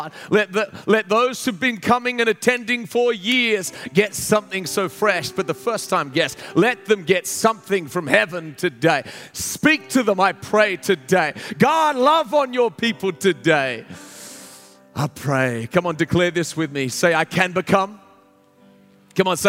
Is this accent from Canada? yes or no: no; Australia; moved away as an adult; now in United States; I'm like, from Australia